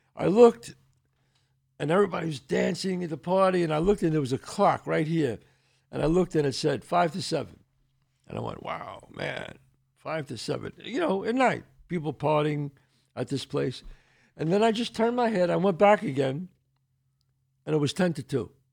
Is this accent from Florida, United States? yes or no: no; New York City, New York, United States; I grew up in the Bronx